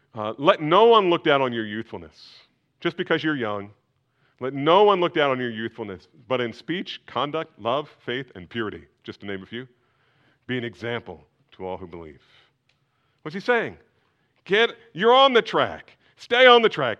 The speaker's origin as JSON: {"language": "English", "region": "New Jersey", "country": "United States", "tie": "born or raised there", "said": "when I was growing up in New Jersey"}